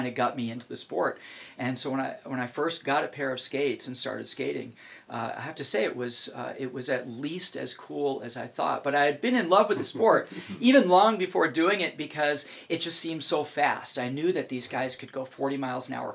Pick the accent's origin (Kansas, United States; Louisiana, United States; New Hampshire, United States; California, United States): New Hampshire, United States; now in Alaska, United States; I grew up in New Hampshire, which was just a few hours away from Lake Placid